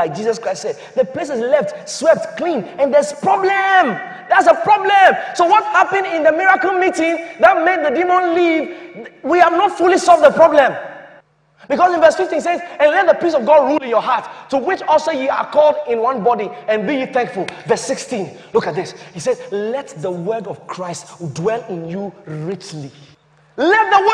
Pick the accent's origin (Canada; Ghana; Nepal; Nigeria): Ghana; As a Ghanaian